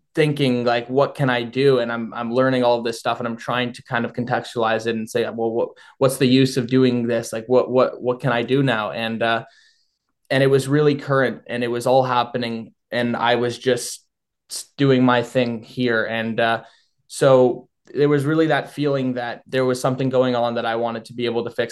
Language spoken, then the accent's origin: English; Thornhill, Ontario, Canada; moved away as an adult; now in London, Canada; I grew up in York Region. I was uh, was born and raised in a small town called Thornhill, I now go to school in London